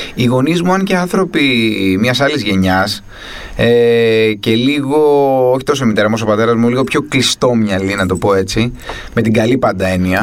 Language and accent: Greek; Athens, Attica, Greece; γεννήθηκα και μεγάλωσα στην Αθήνα. Ε, συγκεκριμένα μεγάλωσα στην Πεύκη από τα 7 και έπειτα